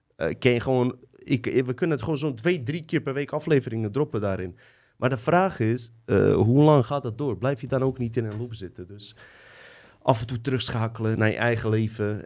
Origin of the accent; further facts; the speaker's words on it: Livno, Federation of Bosnia and Herzegovina, Bosnia & Herzegovina; now in Netherlands; Ik kom uit Livno. Dat is uh, grens tussen Bosnië en Kroatië.